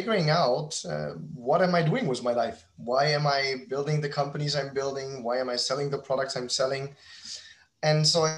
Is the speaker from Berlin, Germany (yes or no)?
yes; Berlin, Germany; moved away as an adult; also born or lived in New York; now in Miami, United States; I'm a German entrepreneur. I'm originally from Berlin, and I've been now living in the United States since 2015